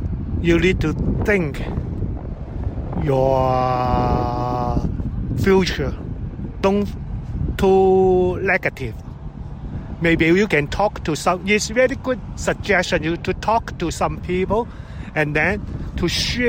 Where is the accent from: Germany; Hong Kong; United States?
Hong Kong; moved away as an adult; now in Manchester, United Kingdom; Because I'm a newcomer, I'm from Hong Kong, and then I have been here only 1 year